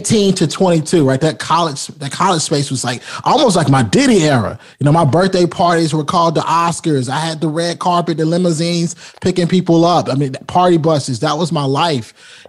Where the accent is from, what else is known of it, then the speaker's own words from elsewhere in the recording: Rocky Mount, North Carolina, United States; I come from Rocky Mount, North Carolina